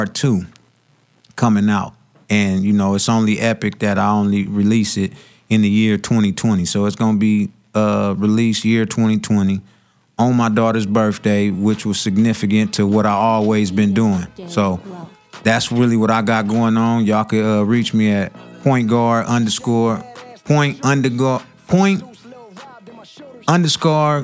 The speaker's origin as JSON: {"language": "English", "town": "Long Beach", "region": "California", "country": "United States", "said": "I'm from Long Beach"}